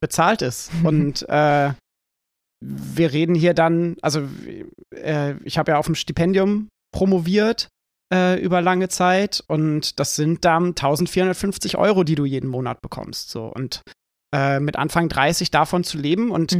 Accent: Schleswig-Holstein, Germany; moved away; ich bin in einer Kleinstadt in Schleswig-Holstein aufgewachsen

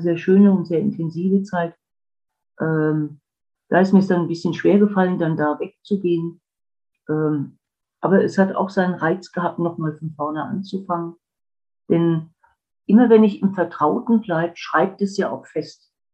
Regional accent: Wiesbaden, Hesse, Germany; moved away; also born or lived in Black Forest; Ich bin in Wiesbaden aufgewachsen

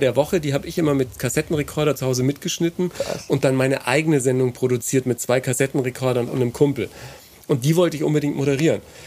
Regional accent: Ebern, Bavaria, Germany; bei uns in Ebern am Gymnasium

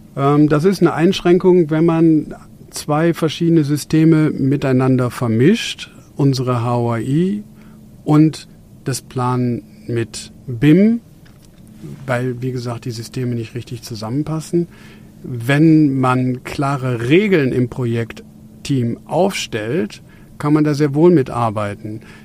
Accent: Germany; wir hier bei uns in Deutschland

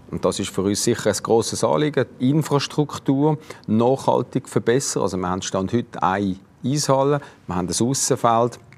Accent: Basel, Basel-Stadt, Switzerland; Jetzt muss ich das als Basler erklären.

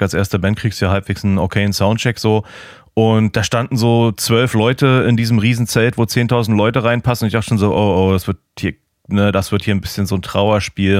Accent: Germany; now in Portland, United States; ich als Piefke

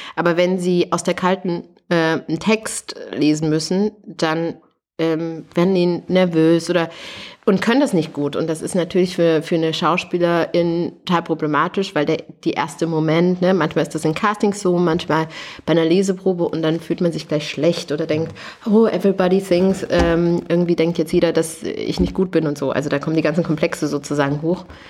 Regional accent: Thuringia, Germany; moved away; also born or lived in Canada; ich komme aus Thüringen, also in meiner Heimat

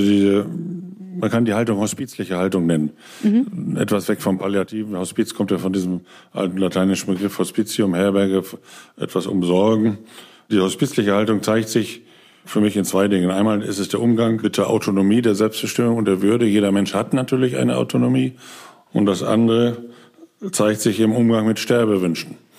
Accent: Osnabrück, Lower Saxony, Germany; moved away as an adult; now in Berlin, Germany; in meiner Heimat Osnabrück

